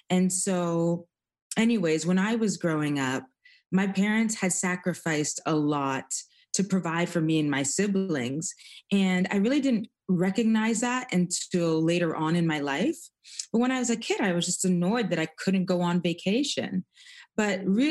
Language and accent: English; Toronto, Ontario, Canada; I was born in Toronto, Canada, as a second generation immigrant